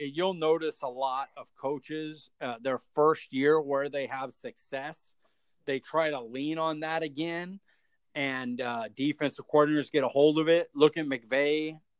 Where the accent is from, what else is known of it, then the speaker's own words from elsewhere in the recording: Fresno, California, United States; I'm Fresno State. I'm from Fresno.